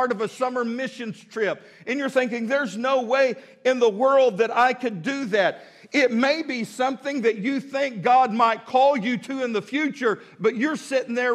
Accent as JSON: {"language": "English", "town": "Midland", "region": "Texas", "country": "United States", "tie": "born or raised there", "moved": "as an adult", "lives_now": "Fort Smith, United States", "said": "I was born and raised in West Texas, love West Texas."}